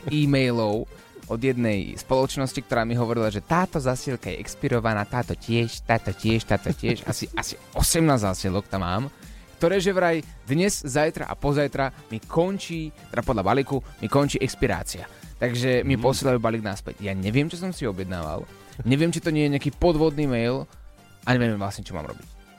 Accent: Slovakia; som Slovák

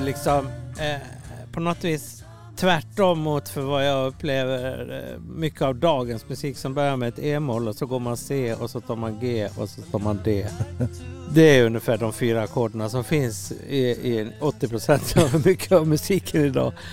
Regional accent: Orsa, Dalarna County, Sweden; moved away as an adult; also born or lived in Gothenburg; när jag växte upp i Orsa

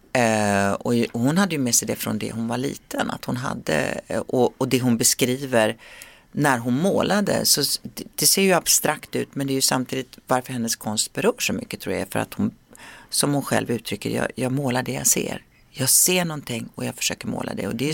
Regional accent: Sweden; moved away as an adult; svensken i mig frodas när jag, när jag är hemma i Sverige

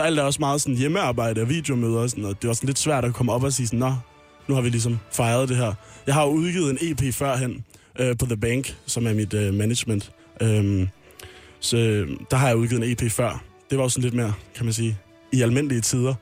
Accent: Amager, Capital Region of Denmark, Denmark; jeg er jo fra Amager

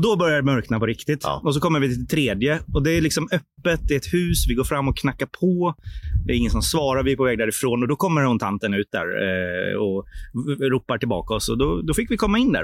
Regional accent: Sweden; vi är svenskar

